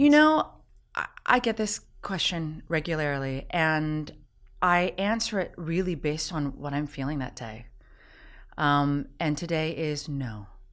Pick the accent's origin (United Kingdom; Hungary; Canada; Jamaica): Canada; being Canadian myself.